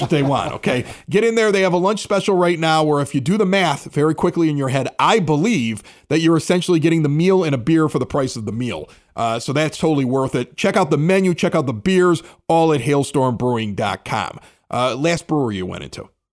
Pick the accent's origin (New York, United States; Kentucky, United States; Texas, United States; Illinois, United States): Illinois, United States; Chicago; moved away; also born or lived in Southern California; I'm looking for Chicago radio 'cause I miss my hometown